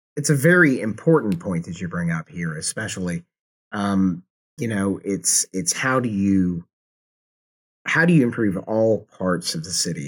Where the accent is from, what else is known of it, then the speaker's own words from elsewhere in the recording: Atlanta, Georgia, United States; now in Kansas City, United States; I'm, I'm originally from the Atlanta, Georgia area